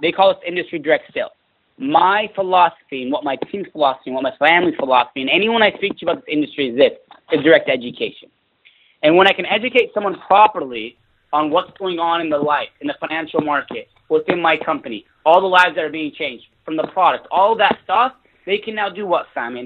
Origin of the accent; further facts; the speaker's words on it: Fresno, California, United States; moved away as an adult; also born or lived in Los Angeles, California; I was living in my hometown where I grew up. It was called Fresno, California.